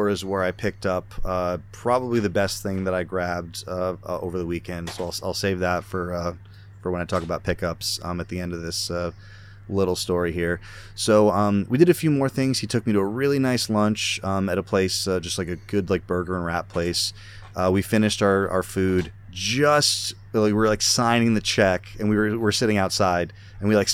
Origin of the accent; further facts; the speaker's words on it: Connecticut, United States; I'm from Connecticut